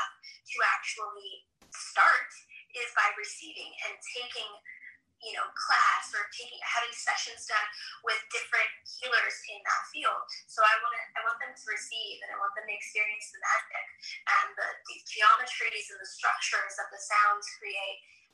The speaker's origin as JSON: {"language": "English", "country": "United States", "tie": "born or raised there", "said": "I was born in the States. My parents are from Morocco."}